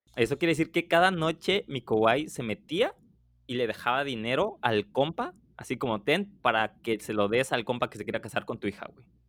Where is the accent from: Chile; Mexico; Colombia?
Mexico; now in Poland; soy mexicano